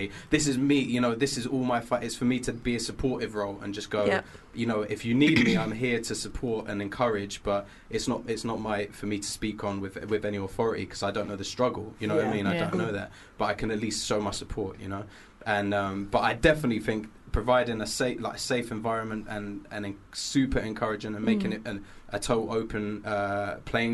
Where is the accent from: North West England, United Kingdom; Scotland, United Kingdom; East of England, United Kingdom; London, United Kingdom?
London, United Kingdom; I grew up in Finsbury Park, and just hip hop was just everywhere